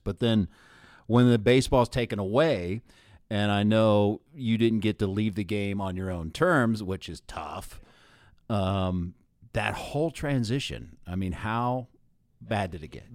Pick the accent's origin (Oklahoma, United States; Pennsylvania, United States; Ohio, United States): Ohio, United States; Columbus; now in Loveland, United States; I'm from Columbus